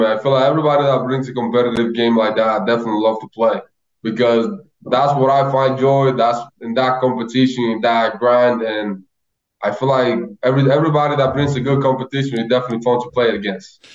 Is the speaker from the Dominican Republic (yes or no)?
yes; Loma de Cabrera, Dajabón, Dominican Republic; moved away; to go to Loma de Cabrera, and just to see how many people were out there. It was like my whole hometown.